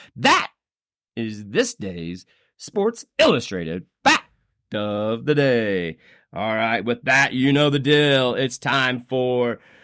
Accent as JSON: {"language": "English", "region": "Indiana", "country": "United States", "moved": "yes", "lives_now": "Fort Collins, United States", "said": "my home state. It's the capital. How about Indianapolis, Indiana"}